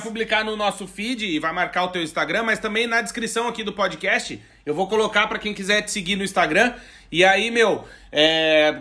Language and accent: Portuguese; Brazil; Nós, como bons brasileiros